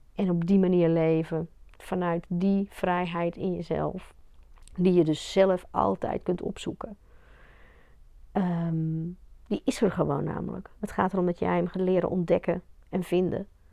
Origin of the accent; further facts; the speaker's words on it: Belgium; ik ben in België opgegroeid met het hele katholieke gedoe